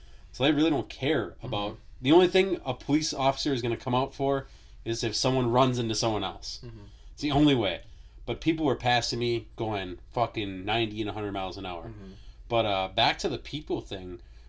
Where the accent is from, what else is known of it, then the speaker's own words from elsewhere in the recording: Midwest, United States; we're from fucking the Midwest